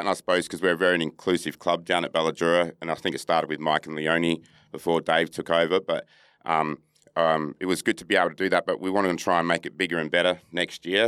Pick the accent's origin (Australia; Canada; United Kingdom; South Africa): Australia; Perth, Western Australia; also born or lived in Adelaide, South Australia; I'm a Noongar, proud Noongar man from, um, Perth. I reside in Boorloo here in Perth